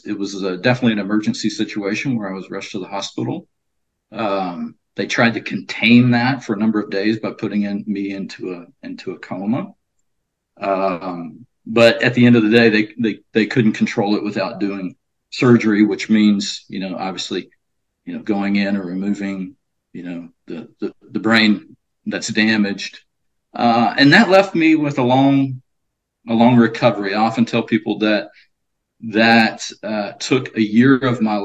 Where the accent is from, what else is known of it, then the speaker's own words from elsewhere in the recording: near Beaumont, Texas, United States; moved away; born and raised in Texas, Southeast Texas, specifically a small little town outside of Beaumont, Texas